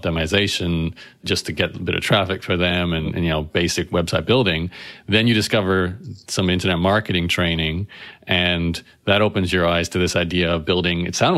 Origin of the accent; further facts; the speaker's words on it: Brisbane, Queensland, Australia; I'm thinking back to my own experience growing up in Brisbane